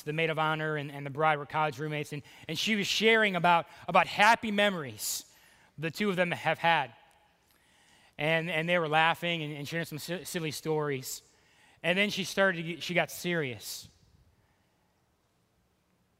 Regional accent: Cleveland, Ohio, United States; moved away; Dude, Ohio, Cleveland, I'm from Cleveland.

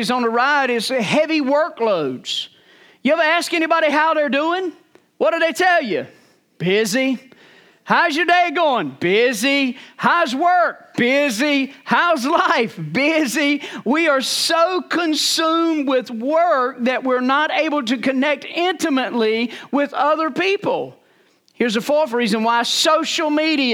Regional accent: Rocky Mount, North Carolina, United States; I was born and raised in Rocky Mount, North Carolina

